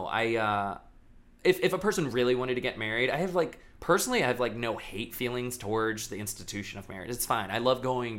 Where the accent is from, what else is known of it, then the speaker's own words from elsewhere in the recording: Daytona Beach, Florida, United States; I grew up in Daytona Beach, Florida